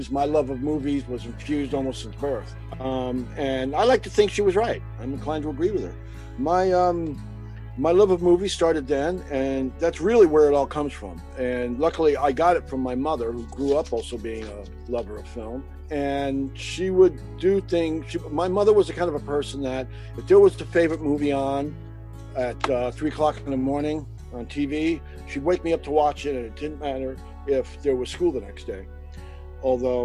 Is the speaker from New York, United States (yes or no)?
yes; New York City, New York, United States; now in Long Beach, United States; I was born in a beach city. I was born in Coney Island in Brooklyn, New York